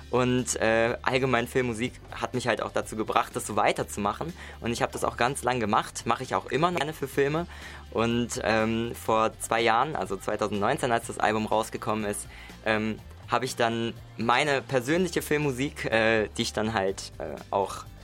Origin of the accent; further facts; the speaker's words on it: Mainz, Rhineland-Palatinate, Germany; Ich bin 23 Jahre, ich komme aus Mainz.